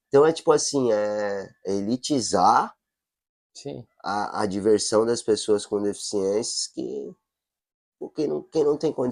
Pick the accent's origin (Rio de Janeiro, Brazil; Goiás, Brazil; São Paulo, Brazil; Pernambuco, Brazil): São Paulo, Brazil; eu sou de São Paulo, ah. né? Natural de São Paulo